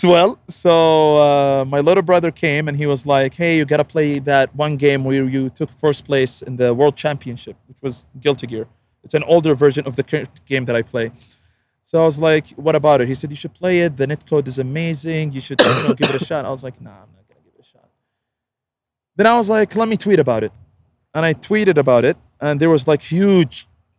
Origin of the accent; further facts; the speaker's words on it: Saudi Arabia; also born or lived in United States; I'm from Saudi to the US.